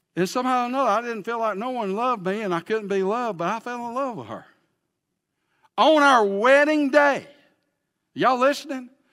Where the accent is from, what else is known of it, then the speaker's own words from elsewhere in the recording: Pell City, Alabama, United States; also born or lived in Huntsville, Alabama; I am from Pell City, Alabama